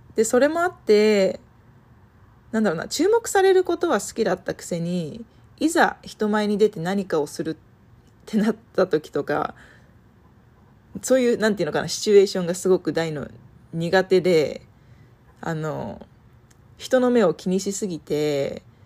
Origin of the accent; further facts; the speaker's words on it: Nagano, Japan; moved away as an adult; also born or lived in Santa Barbara, California, United States / Germany; now in United States; 私は生まれも育ちも長野県で、あの、山に囲まれた田舎暮らしで育ちました。